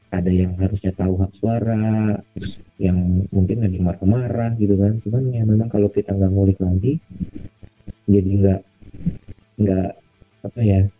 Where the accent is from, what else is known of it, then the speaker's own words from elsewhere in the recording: Depok, West Java, Indonesia; gila beneran gue dari Depok gue.